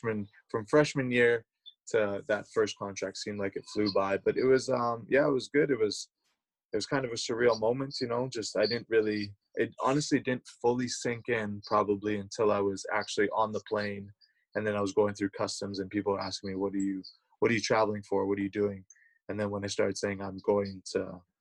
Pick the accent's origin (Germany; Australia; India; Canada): Canada; moved away as an adult; also born or lived in United States; growing up in Canada, we learn French.